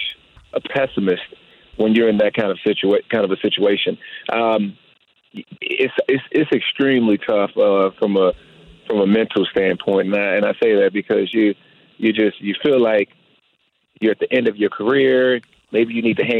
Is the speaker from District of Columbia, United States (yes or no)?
yes; Washington, District of Columbia, United States; moved away as an adult; also born or lived in San Francisco / Denver; come back to Washington, D.C. and play for my hometown team